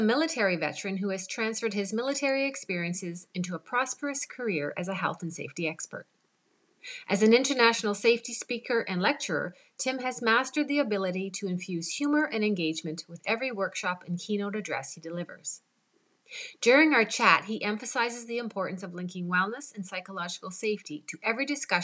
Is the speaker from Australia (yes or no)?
no; Canada; I'm Canadian